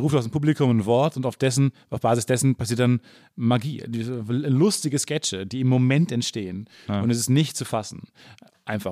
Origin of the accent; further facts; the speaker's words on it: Kamen, North Rhine-Westphalia, Germany; Kam, wo ich herkomme, 30.000 oder was